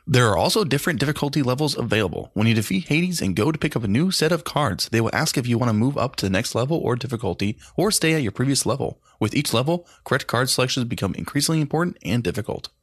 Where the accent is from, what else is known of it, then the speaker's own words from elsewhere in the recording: Daytona Beach, Florida, United States; Daytona Beach